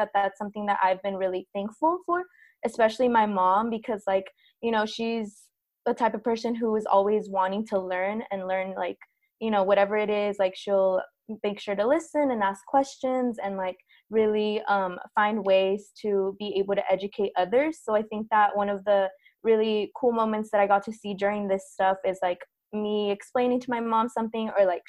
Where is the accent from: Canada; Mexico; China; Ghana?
Mexico; southern Mexico; now in United States; we are indigenous from Southern Mexico, and like given a lot of the different movements and stuff